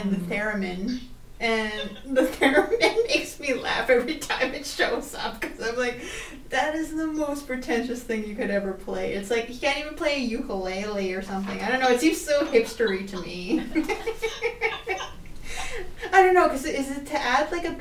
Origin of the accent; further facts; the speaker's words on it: Canada; We're Canadian